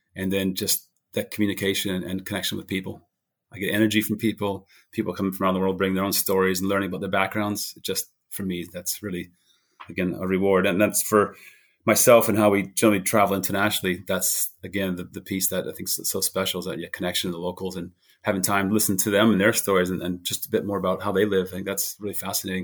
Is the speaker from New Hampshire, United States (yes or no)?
yes; New Hampshire, United States; moved away as an adult; also born or lived in Boulder, Colorado / United Kingdom; I grew up in New Hampshire